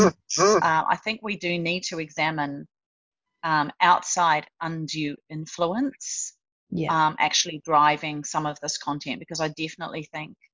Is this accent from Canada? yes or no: no; Australia; as an Australian